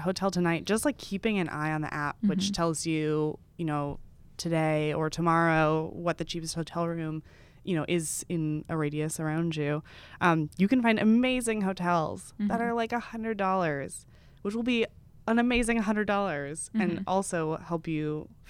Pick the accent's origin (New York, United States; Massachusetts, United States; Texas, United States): Texas, United States; I grew up in Texas, so my knowledge of the Northeast is very slim.